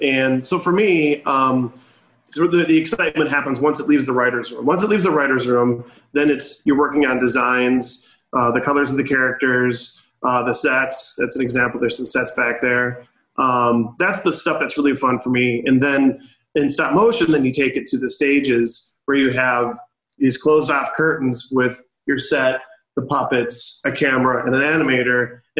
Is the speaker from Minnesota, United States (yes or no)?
yes; Apple Valley, Minnesota, United States; I'm from Apple Valley, Minnesota. That's where I started my journey.